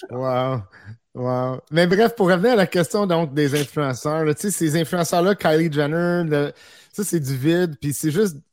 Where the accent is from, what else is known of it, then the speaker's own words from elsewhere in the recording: Quebec, Canada; je suis un Québécois